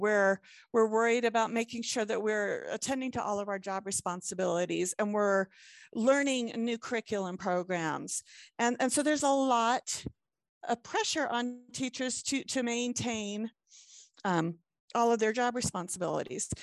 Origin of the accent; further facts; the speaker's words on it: Hampton Roads, southeastern Virginia, United States; now in Utah, United States; originally, I I grew up in southeastern Virginia um, like in the Hampton Roads area